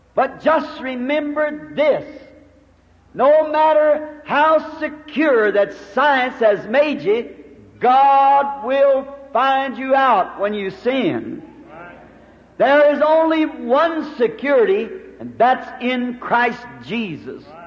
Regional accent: United States; I'm glad to be an American

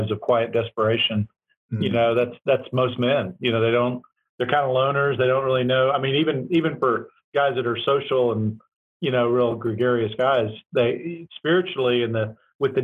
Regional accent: Tulsa, Oklahoma, United States; moved away; I'm from Tulsa

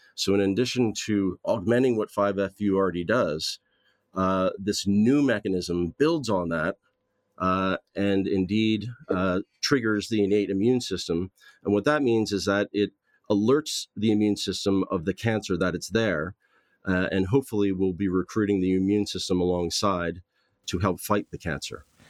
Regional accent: Southern New Jersey, United States; moved away as an adult; also born or lived in Philadelphia / Los Angeles, California; now in Belfast, United Kingdom; I grew up in Southern New Jersey

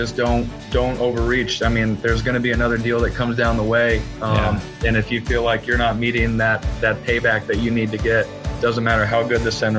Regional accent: Scottsdale, Arizona, United States; I was born and raised in Scottsdale, Arizona. Not too many of us are actually born and raised here.

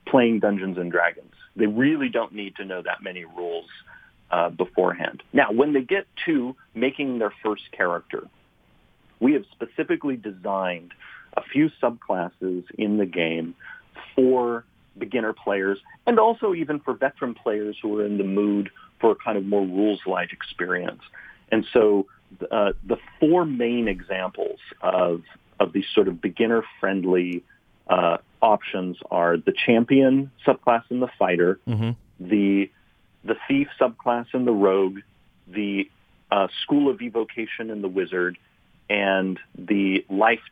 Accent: San Luis Obispo, California, United States; I grew up in San Luis Obispo, California, which is, you know, a relatively small university town.

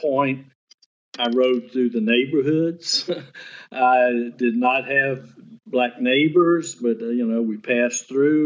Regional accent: Baton Rouge, Louisiana, United States; growing up in Baton Rouge, going to an all-white school up until my senior year

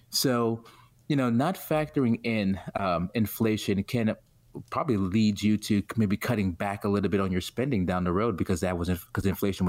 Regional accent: New York City, New York, United States; From Brooklyn, New York, born and raised.

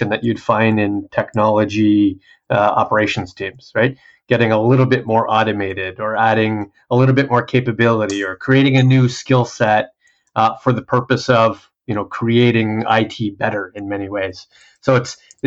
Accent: Canada; I'm usually the sole Canadian and somewhere else in the world.

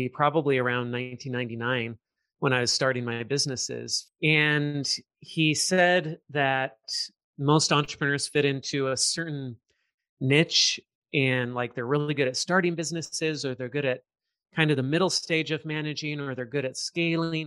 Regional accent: Southern California, United States; I grew up in Southern California.

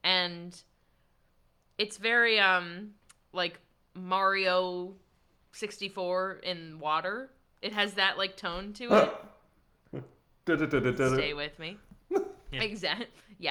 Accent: Pittsburgh, Pennsylvania, United States; we are from Pennsylvania. We're not from Allentown, but we're from Pennsylvania.

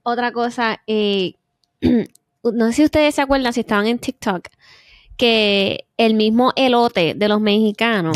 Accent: Puerto Rico; moved away; also born or lived in Korea; cuando uno es viviendo desde pequeño, uno como puertorriqueño

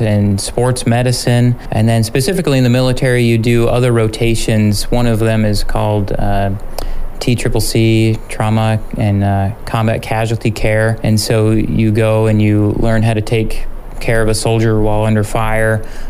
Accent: United States; also born or lived in Fort Gordon, Georgia / El Paso, Texas; now in Juneau, United States; I'm originally from Utah, Idaho area.

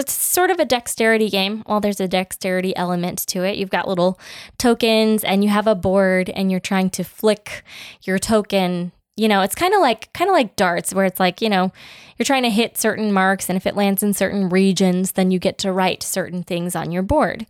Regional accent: United States

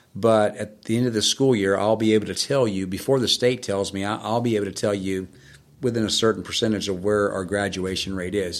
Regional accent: Florida, United States; also born or lived in Boston; I grew up in Florida

